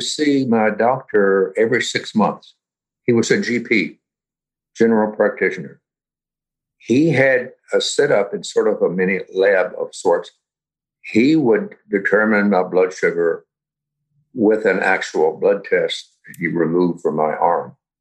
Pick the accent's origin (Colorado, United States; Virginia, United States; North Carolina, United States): Virginia, United States; Roanoke; now in Kingston, United States; I live in Kingston, New York but I was born in 1939 in Roanoke, Virginia